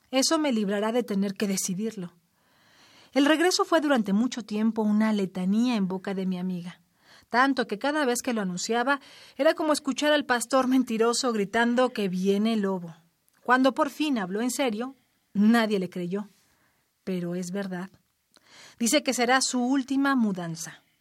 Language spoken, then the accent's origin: Spanish; Lima, Peru; moved away as an adult; now in Barcelona, Spain; Yo, como ella, hace igual cantidad de años me mudé de Lima a Barcelona. Hemos madurado lejos de todo. Nos hemos vuelto madres en el extranjero